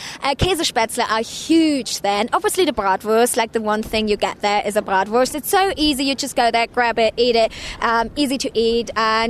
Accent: Germany; now in Philadelphia, United States; I'm from Germany

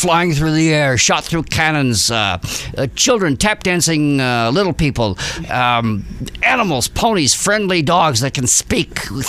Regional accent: Canada; born or raised there; also born or lived in Prague, Czech Republic; now in Connecticut, United States

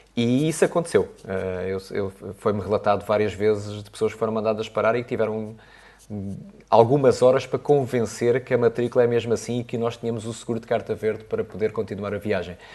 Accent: Portugal; como bom português

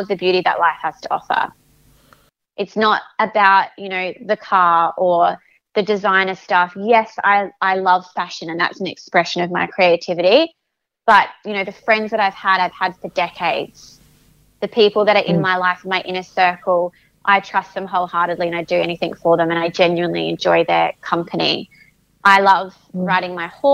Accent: South Australia, Australia; also born or lived in Adelaide Hills; I grew up in Port Wollongong, which is sort of beach. It's a coastal area in South Australia and it's probably about an hour away from the city.

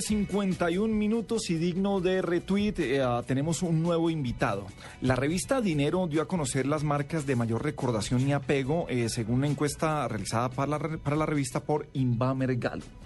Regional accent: Medellín, Antioquia, Colombia; yo crecí en Medellín

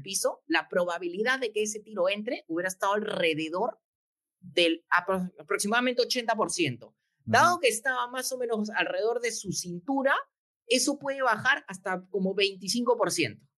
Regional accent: Peru; somos nosotros los peruanos

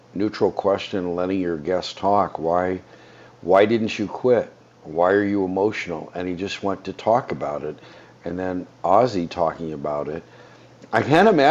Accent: United States; We're American citizens. And we take for granted citizenship because we were granted it by birth

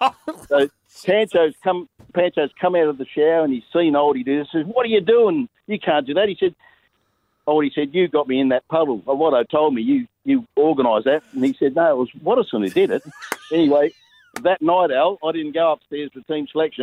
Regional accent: Bunbury, Western Australia, Australia; also born or lived in Busselton; I was always going to come back to Bunbury to live. I was born in Bunbury

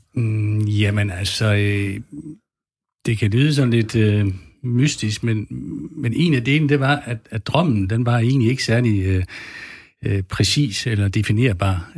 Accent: West Jutland, Central Denmark Region, Denmark; jeg er opvokset ude i Vestjylland, helt øh, ude ved Vesterhavet, mellem øh, Ringkøben Fjord og, og Vesterhavet

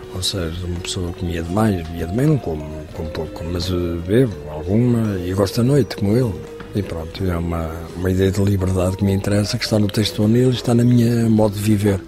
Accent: Portugal; Sou português, vivo em Portugal

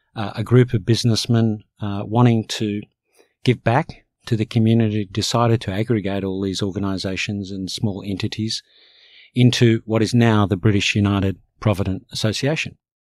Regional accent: Australia; English is a second language; also born or lived in Cairo, Egypt; I fundamentally came here as a young child and, and grew up here

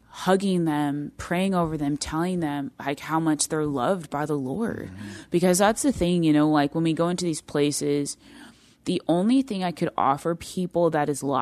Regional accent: India; the Indian culture, I come from the Indian culture.

